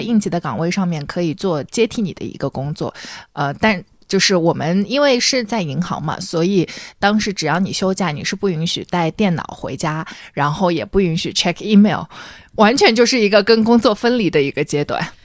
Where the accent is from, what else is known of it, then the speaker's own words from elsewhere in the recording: Shanghai, China; 我是上海人嘛